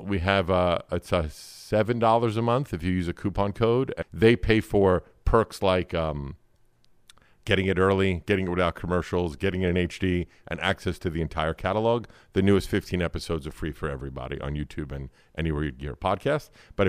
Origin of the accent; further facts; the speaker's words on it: New York City, New York, United States; I'm from here. Born and raised. Brooklyn, New York.